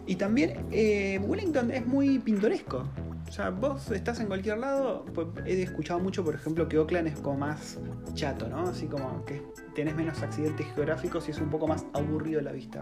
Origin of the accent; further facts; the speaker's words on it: Argentina; now in New Zealand; yo como argentino